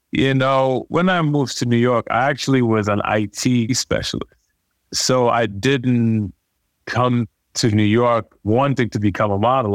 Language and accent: English; Nigeria; growing up in Nigeria